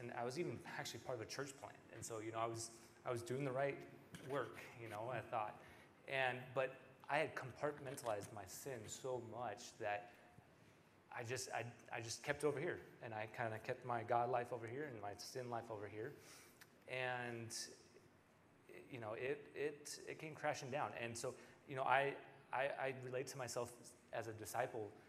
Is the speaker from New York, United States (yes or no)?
no; Bremerton, Washington, United States; moved away as an adult; now in Iowa, United States; I'm from Bremerton, Washington originally